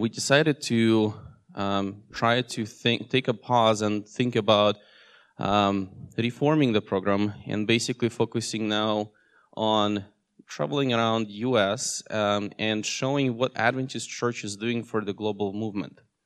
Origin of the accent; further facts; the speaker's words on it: Russia; also born or lived in Seattle area, United States; now in Seattle, United States; I was born in Russia, and uh, in 2008, I moved with my family here in US